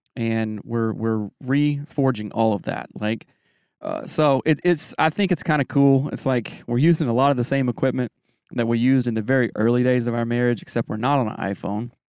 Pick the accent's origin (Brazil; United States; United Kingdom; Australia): United States; Greer, South Carolina; moved away; I grew up in the South